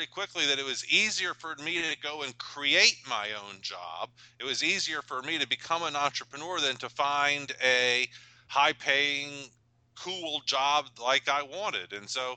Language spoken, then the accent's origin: English; Atlanta, Georgia, United States; also born or lived in Japan; I'm from Atlanta, Georgia, and grew up the perfect childhood